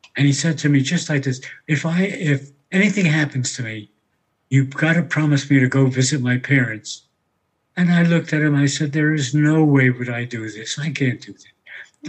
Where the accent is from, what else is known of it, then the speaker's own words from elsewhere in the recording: New York City, New York, United States; I was born in New York City in an area known as Harlem